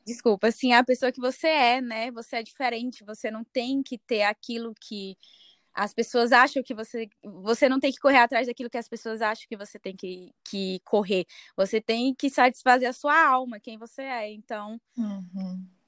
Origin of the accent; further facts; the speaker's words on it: Fortaleza, Ceará, Brazil; moved away as an adult; now in Dublin, Ireland; Eu sou de Fortaleza, Ceará